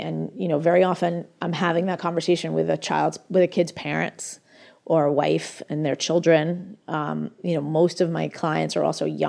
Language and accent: English; United States; I'm American. I actually come from a wealthy family that is also very liberal